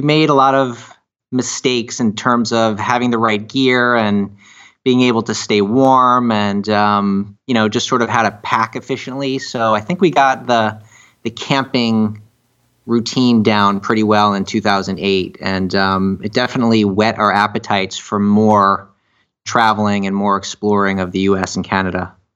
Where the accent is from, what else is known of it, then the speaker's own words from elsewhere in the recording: Miami, Florida, United States; we're from Miami